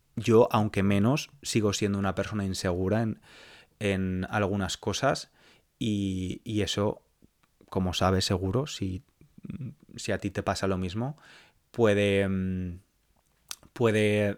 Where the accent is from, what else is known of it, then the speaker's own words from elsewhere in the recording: Spain; moved away as an adult; now in London, United Kingdom; mi país, por España